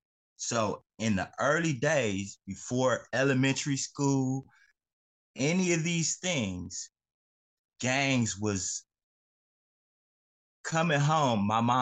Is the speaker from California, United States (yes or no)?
yes; Inglewood, California, United States; also born or lived in South Central, Los Angeles; I'm born and raised in Inglewood, California, home of the Chargers and the Rams. 12/11/1979. I'm a 70s baby.